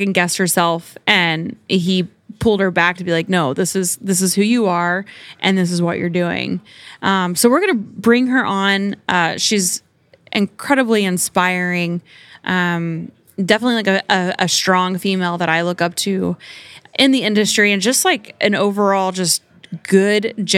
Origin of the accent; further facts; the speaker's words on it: Oklahoma, United States; I grew up in Oklahoma